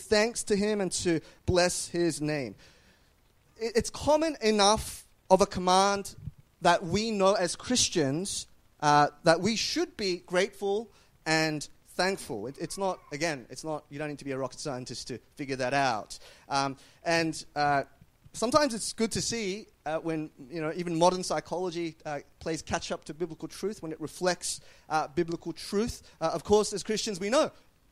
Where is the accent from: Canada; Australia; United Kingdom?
Australia